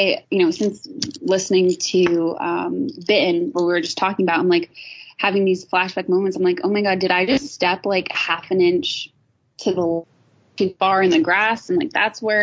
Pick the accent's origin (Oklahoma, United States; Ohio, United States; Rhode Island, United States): Rhode Island, United States; my hometown in Rhode Island